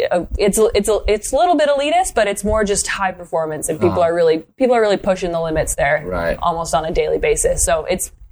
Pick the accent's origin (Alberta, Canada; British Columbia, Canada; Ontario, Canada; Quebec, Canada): Alberta, Canada; Canmore; moved away as an adult; also born or lived in St. Paul, Minnesota, United States; now in Vancouver, Canada; I am Canadian. I'm actually I was born in the U.S. I was born in St. Paul, Minnesota. Okay. Um, and then my family moved to Canmore Alberta when I was eight. Really? My dad got a job working uh, in wildlife conservation. So I grew up in the in the Rockies in Canmore